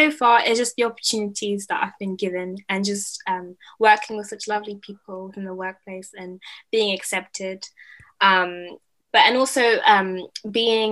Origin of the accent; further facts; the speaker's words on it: London, United Kingdom; I grew up in London, and like everybody here is like ethnic minority